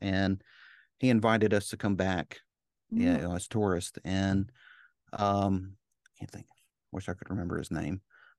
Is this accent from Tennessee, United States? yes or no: yes; Memphis, Tennessee, United States; born there; also born or lived in Chicago / New Orleans; I was born in Memphis, and then we moved to Chicago, then we moved to New Orleans, and then we moved.